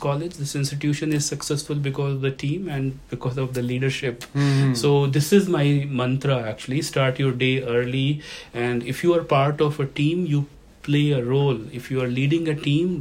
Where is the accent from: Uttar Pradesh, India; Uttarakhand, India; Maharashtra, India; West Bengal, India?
Uttar Pradesh, India; moved away as an adult; now in Canada; my home state, Uttar Pradesh